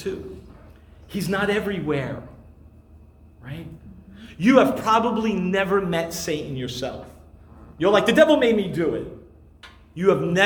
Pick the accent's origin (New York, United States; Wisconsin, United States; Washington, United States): New York, United States; New York City; I grew up in Brooklyn